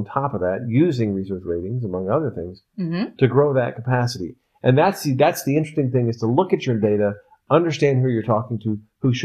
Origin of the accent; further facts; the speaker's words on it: Dallas, Texas, United States; I grew up in Dallas